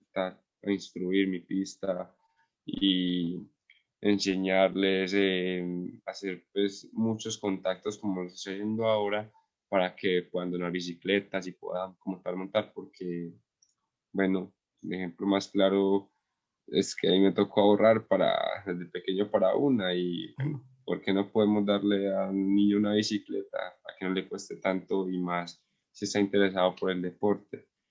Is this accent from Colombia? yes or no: yes; Andes, Antioquia, Colombia; es acá en mi pueblo, en Andes